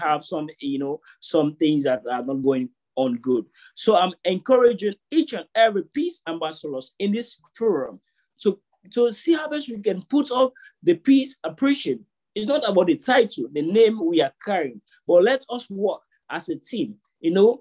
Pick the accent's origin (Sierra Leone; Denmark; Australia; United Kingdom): Sierra Leone; now in Turkey; I'm from Sierra Leone, presently in Turkey.